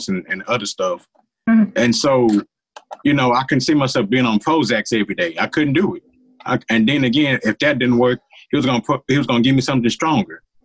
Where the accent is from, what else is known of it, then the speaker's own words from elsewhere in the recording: United States; I'm an American who happens to be Black. I'm an American first